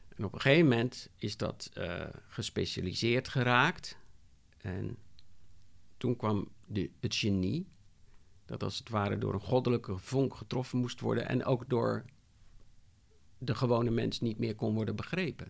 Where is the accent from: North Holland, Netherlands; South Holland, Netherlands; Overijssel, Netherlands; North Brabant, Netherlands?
South Holland, Netherlands; Rotterdam; ik kom uit Rotterdam